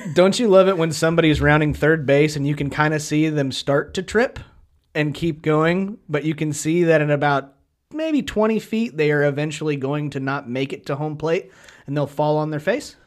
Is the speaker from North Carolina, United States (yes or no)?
no; Kansas, United States; we are from Kansas